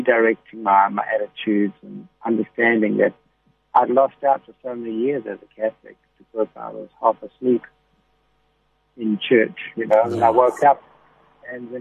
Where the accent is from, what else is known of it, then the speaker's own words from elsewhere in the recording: Durban, KwaZulu-Natal, South Africa; I was born in Letegwini.